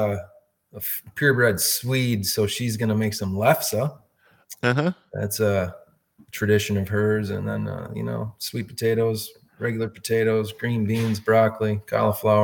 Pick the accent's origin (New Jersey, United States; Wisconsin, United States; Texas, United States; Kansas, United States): Wisconsin, United States; La Crosse; Born and raised in La Crosse, Wisconsin